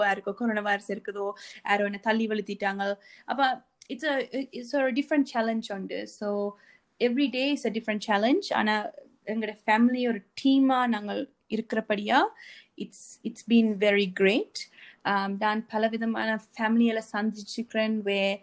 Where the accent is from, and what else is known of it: Sri Lanka; moved away